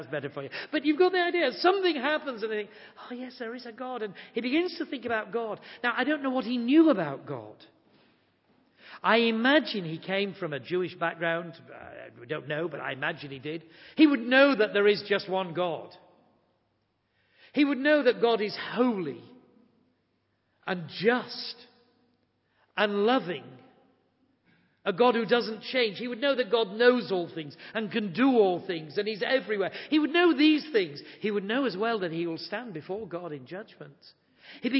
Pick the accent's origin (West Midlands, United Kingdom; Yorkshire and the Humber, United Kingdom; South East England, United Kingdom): Yorkshire and the Humber, United Kingdom; I'm from Yorkshire